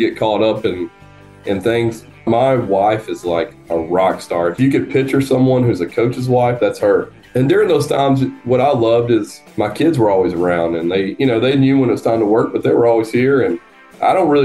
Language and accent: English; North Georgia, United States; I grew up in North Georgia, which is a smaller area